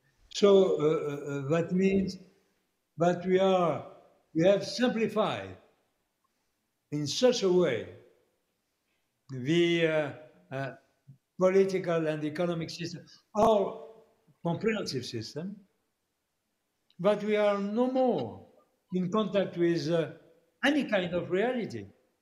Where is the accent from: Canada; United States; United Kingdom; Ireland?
Canada; I'm not saying that because I'm a Canadian